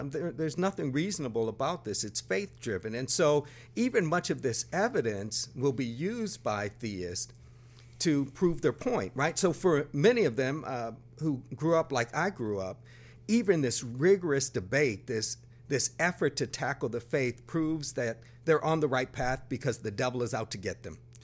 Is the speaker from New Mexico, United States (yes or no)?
no; Buffalo, New York, United States; moved away as an adult; also born or lived in Brooklyn, New York; I grew up in Buffalo, New York